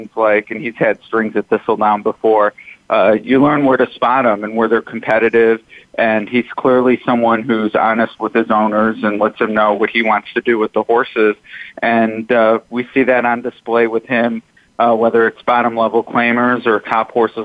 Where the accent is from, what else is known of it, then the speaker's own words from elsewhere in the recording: Cleveland, Ohio, United States; growing up in Cleveland